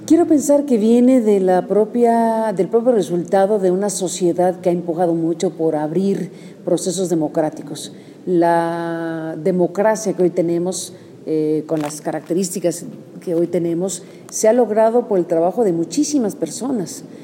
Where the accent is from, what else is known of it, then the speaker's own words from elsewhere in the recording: Mexico; o como mexicana o parte de esta sociedad